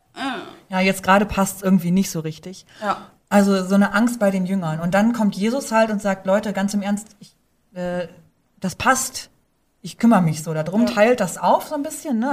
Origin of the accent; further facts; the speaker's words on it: Northern Germany, Germany; moved away; ich bin ja direkt am Deich aufgewachsen und da spricht man Platt